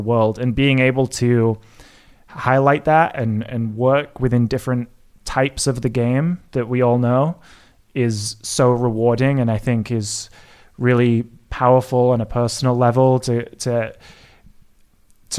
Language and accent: English; England, United Kingdom; moved away; as an Englishman growing up in the UK